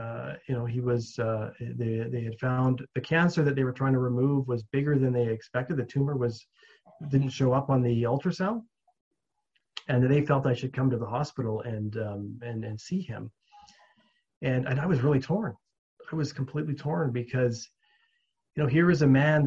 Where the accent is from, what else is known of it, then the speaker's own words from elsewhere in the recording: Williams Lake, British Columbia, Canada; I grew up in Williams Lake, the town I grew up in.